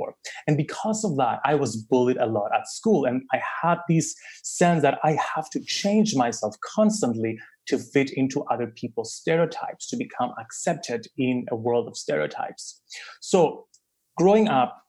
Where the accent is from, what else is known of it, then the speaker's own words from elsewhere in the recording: Cyprus; I was born in Cyprus, a little island in the Mediterranean